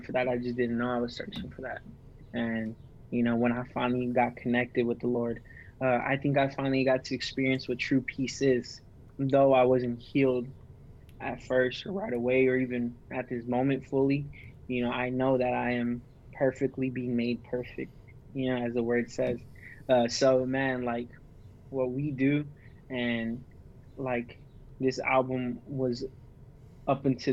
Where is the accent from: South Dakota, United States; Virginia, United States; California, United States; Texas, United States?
Texas, United States; McAllen; I'm from McAllen, Texas, border town, Mexico, right on the tip of Texas